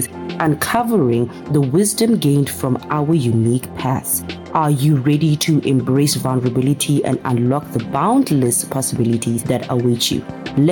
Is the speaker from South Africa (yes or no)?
yes; Pretoria, Gauteng, South Africa; moved away as an adult; now in Johannesburg, South Africa; I am from Pretoria